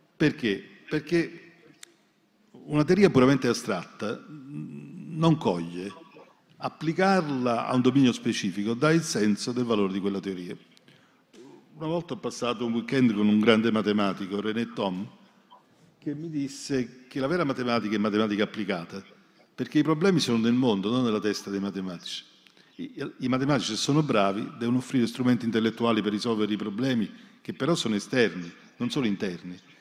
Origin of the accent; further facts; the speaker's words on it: Naples, Campania, Italy; Io sono, natura, sono napoletano